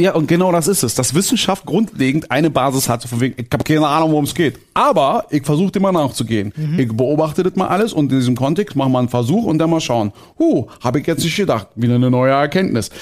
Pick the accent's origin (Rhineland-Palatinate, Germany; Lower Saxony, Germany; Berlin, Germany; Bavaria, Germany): Berlin, Germany; als Berliner